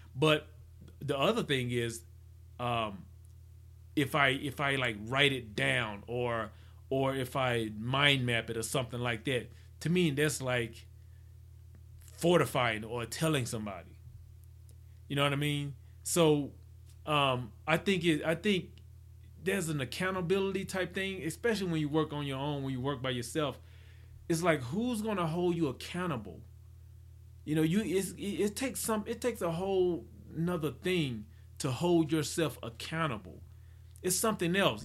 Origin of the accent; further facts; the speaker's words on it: Mississippi, United States; I'm from Mississippi